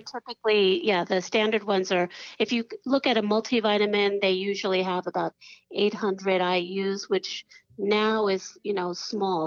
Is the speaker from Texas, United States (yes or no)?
no; New York, United States; I'm from New York